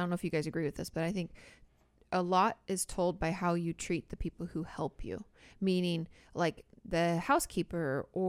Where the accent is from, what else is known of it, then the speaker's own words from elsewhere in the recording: Boston, Massachusetts, United States; I grew up in Boston and there used to be an outdoor concert on the Boston Common.